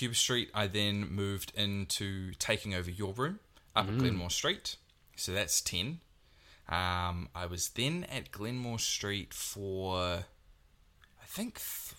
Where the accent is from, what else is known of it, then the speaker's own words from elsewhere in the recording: Te Awamutu, Waikato, New Zealand; So I grew up in Te Aumuru in Puniu Road. And then when I was about 5 or 6, we moved into another place.